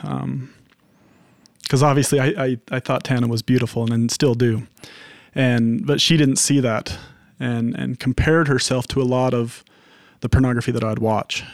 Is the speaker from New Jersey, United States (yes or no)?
no; Henefer, Utah, United States; I was in Hennifer.